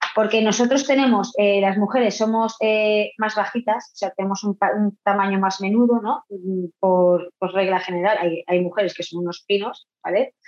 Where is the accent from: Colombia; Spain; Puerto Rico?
Spain; Vila-real, Valencian Community; also born or lived in Argentina; yo soy de Castellón